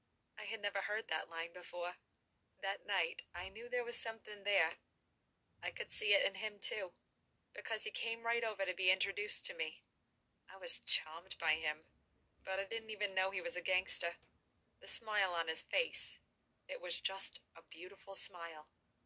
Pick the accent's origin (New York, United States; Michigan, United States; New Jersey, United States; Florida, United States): New York, United States; Brooklyn; When I grew up in Brooklyn, I lived in an area where there were mostly made guys.